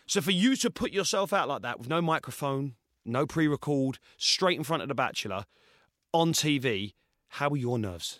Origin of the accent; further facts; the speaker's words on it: Essex, East of England, United Kingdom; I'm from Essex